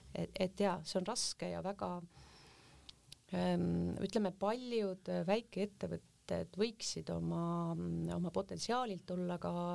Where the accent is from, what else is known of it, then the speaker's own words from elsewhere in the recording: Hiiumaa, Hiiu County, Estonia; moved away; also born or lived in Taebla; tegelikkuses olen ma hoopis Hiiumaalt